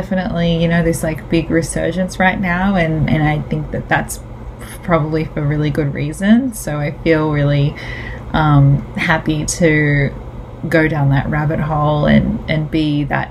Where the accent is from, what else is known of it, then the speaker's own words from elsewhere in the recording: Australia; I'm the Aussie dag